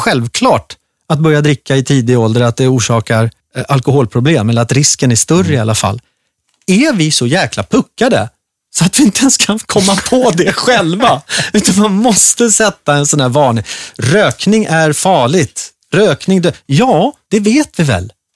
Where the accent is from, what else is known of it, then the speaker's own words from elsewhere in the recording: Gustavsberg, Stockholm County, Sweden; där jag växte upp, i skärgården. Jag gick eh, i skola inne i ett litet brukssamhälle som heter Gustavsberg.